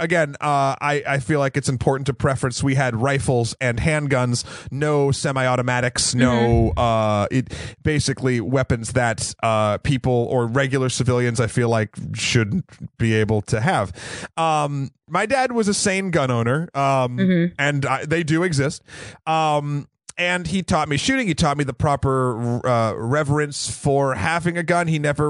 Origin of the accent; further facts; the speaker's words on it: New Hampshire, United States; So I grew up in New Hampshire.